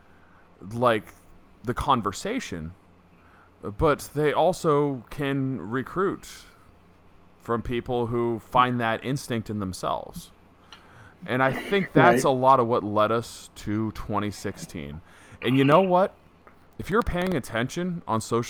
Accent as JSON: {"language": "English", "region": "South Texas", "country": "United States", "tie": "born or raised there", "said": "I was born in South Texas"}